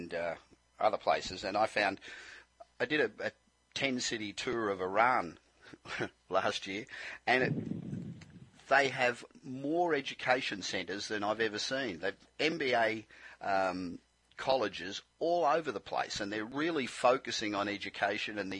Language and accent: English; Australia; moved away as an adult; now in Los Angeles, United States; I'm Australian originally, as you can probably tell. I've been living here for 25 years, but I still sound like I got off the boat yesterday